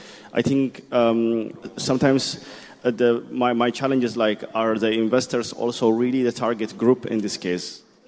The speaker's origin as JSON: {"language": "English", "country": "Ethiopia", "said": "I'm coming from Ethiopia"}